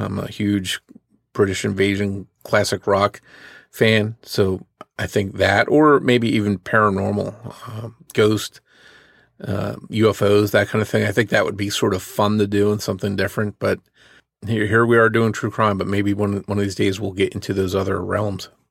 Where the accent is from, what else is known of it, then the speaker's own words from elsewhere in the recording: New Jersey, United States; where I grew up in New Jersey